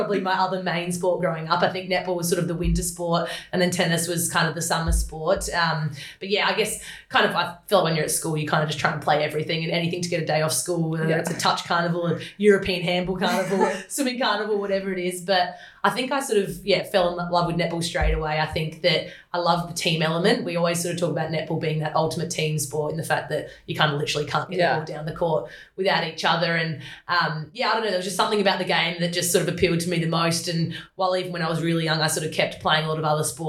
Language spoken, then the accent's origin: English; Adelaide, South Australia, Australia; growing up in Adelaide, I'm the middle child.